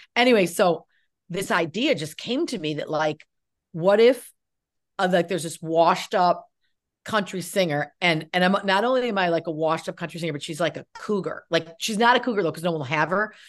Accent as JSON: {"language": "English", "area": "Cazenovia", "region": "New York", "country": "United States", "tie": "born or raised there", "said": "near where I grew up in, I grew up in Casanova"}